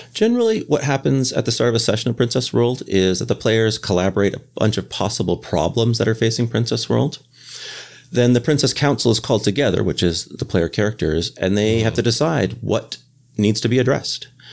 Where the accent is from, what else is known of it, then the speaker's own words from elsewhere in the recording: Canada; moved away as an adult; now in Boston, United States; I am a Canadian expat who is currently living in Boston